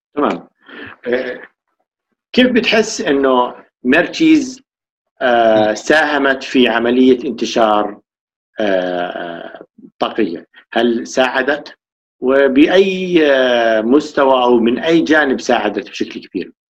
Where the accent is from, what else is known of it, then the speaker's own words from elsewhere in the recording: Jordan; ثقافه الطاقيه مش موجوده عندنا بالاردن